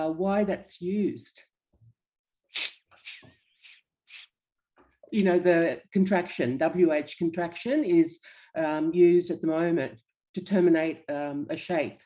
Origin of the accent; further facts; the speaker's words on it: Australia; I'm from Australia